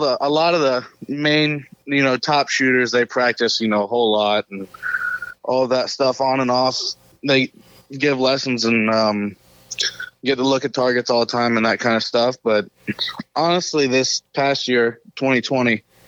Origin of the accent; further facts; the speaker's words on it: Mulberry, Florida, United States; I'm from Mulberry, Florida, just down here in the south.